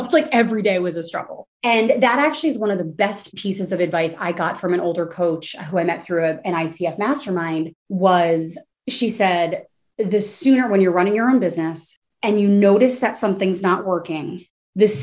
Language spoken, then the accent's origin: English; New Jersey, United States; moved away as an adult; also born or lived in Washington, D.C.; now in Austin, United States; I'm from New Jersey. All of my family basically still in the tri-state area